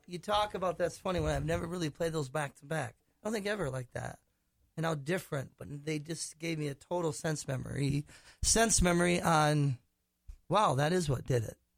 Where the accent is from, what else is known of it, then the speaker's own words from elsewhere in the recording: Minnetonka, Minnesota, United States; also born or lived in Prior Lake, Minnesota; I grew up, um, went to high school in Minnetonka, Minnesota, but my family's from Prior Lake